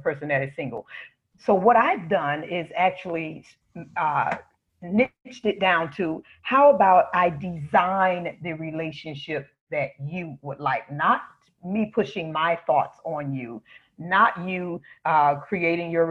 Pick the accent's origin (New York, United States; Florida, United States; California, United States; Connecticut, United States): Florida, United States; South; I grew up in Florida, sunny South Florida. Hasn't been that way recently, but it's my hometown.